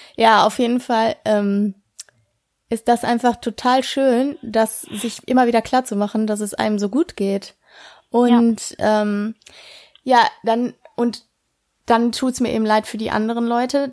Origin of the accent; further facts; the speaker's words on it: Ruhr area, North Rhine-Westphalia, Germany; bei uns im Ruhrgebiet